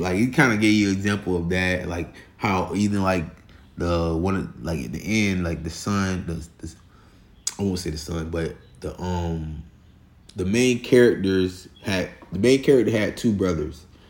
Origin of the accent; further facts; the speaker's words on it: Florida, United States; I'm from Florida